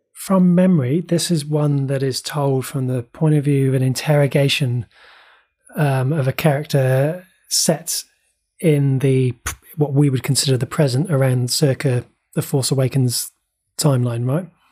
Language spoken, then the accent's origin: English; Bristol, South West England, United Kingdom; accent: Bristol; moved away as an adult; also born or lived in West Country; I was born in Bristol and lived in the West Country for nearly twenty years